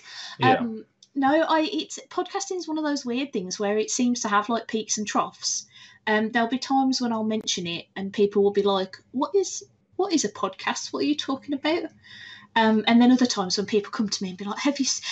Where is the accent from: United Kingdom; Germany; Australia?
United Kingdom; I'm very British.